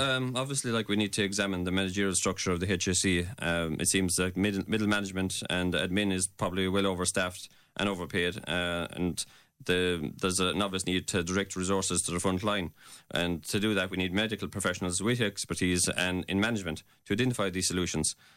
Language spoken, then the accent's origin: English; Glin, Munster, Ireland; I'm from Glynn